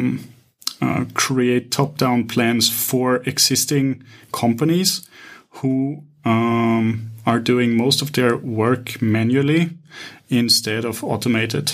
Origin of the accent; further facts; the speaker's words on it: Vienna, Austria; moved away as an adult; now in Cyprus; I'm initially from Vienna.